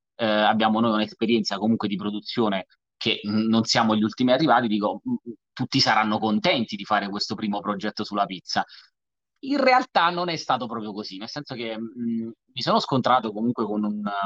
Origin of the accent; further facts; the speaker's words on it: Salerno, Campania, Italy; io sono salernitano